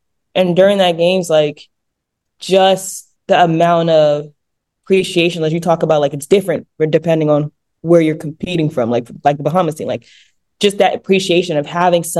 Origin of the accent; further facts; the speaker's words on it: Sierra Leone; it's for the fact that I was representing my home country.